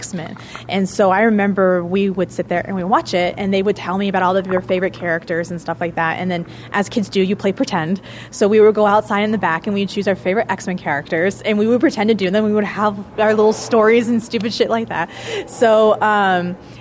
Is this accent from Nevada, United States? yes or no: yes; Reno, Nevada, United States; Yes, I am from Reno. I've lived in Reno for the majority of my life